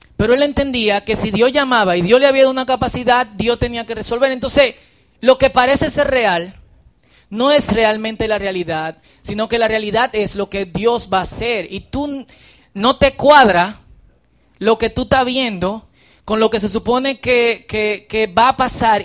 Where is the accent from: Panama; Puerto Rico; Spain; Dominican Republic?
Dominican Republic; accent: Dominican; un buen dominicano